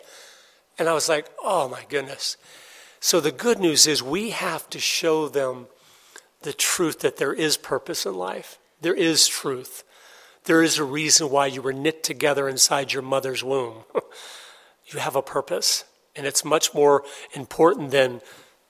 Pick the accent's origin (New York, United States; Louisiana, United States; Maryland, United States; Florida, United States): Florida, United States; Tampa; I was born and raised in Tampa, Florida.